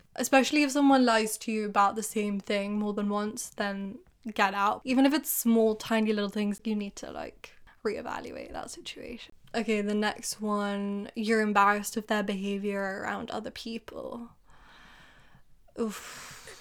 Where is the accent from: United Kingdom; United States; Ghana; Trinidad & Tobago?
United Kingdom; England; You're making fun of me for being English.